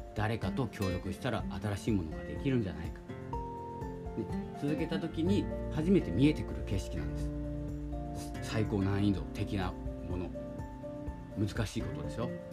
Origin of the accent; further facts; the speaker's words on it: Hokkaido, Japan; 僕はあの北海道の出身なので